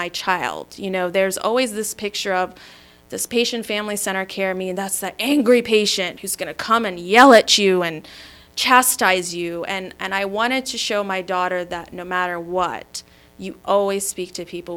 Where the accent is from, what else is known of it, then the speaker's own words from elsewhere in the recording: Maryland, United States; also born or lived in Michigan; I was born in Michigan, raised in Maryland